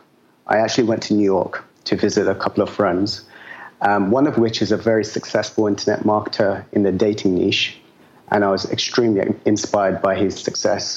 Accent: London, United Kingdom; moved away as an adult; I'm from London. I've been living as a digital nomad for the last 5 years now

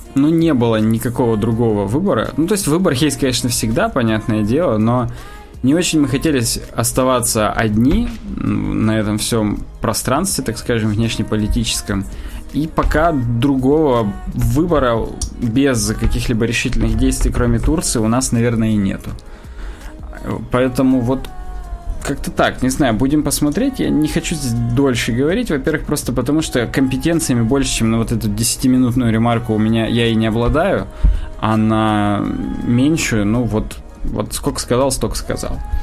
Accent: Russia

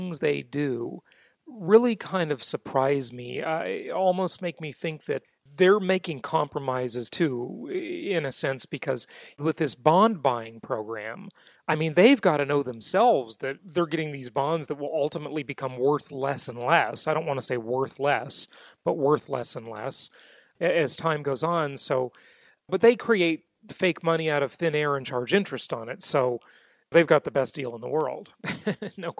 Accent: California, United States; moved away as an adult; the state of California, my home state that I left last year

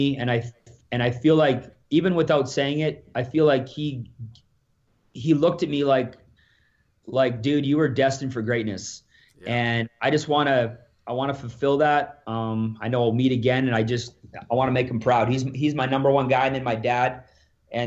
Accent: Alberta, Canada; I'm from Alberta here.

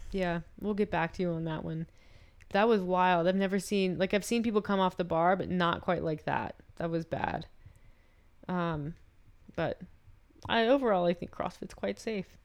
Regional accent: the South, United States; now in Calgary, Canada; I'm from the South

